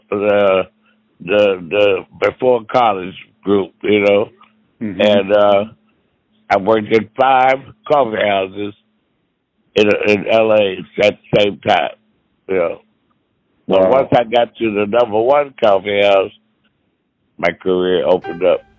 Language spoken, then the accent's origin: English; Kentucky, United States; moved away; also born or lived in Los Angeles; I was raised in Kentucky